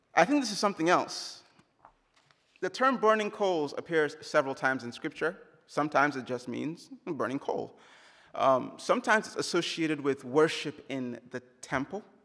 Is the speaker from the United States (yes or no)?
no; Jos, Plateau, Nigeria; moved away; in Jos, the hometown, my hometown, where I grew up